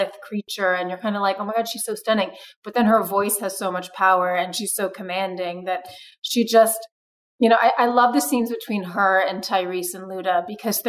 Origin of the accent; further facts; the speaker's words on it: Brazil; moved away; I grew up in Brazil and Rio is where I decided to be